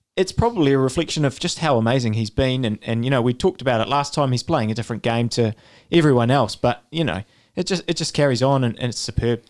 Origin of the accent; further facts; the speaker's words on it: New Zealand; as a New Zealander